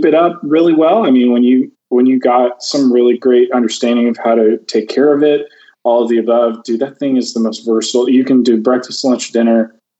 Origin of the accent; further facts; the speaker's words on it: Georgia, United States; moved away; also born or lived in Texas; growing up in Georgia